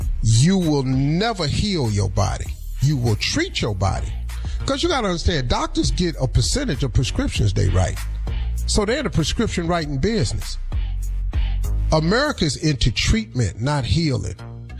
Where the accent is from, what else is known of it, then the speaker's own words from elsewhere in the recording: Cleveland, Ohio, United States; I'm from Cleveland. I don't give a damn about the Cowboys.